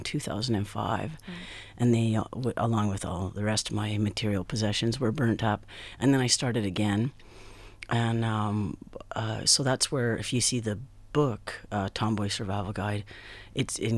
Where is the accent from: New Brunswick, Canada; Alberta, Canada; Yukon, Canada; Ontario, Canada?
Yukon, Canada; growing up in the Yukon